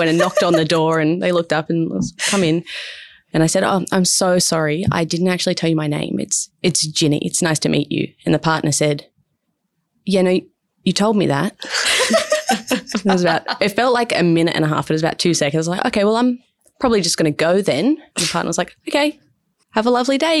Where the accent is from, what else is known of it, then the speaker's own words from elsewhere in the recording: Berkeley, New South Wales, Australia; I grew up just south of Wollongong in a place called Berkeley